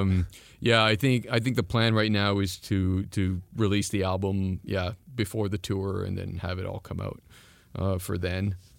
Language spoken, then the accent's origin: English; East Coast, Atlantic Canada, Canada; first language French; English is a second language; moved away; I'm from the East Coast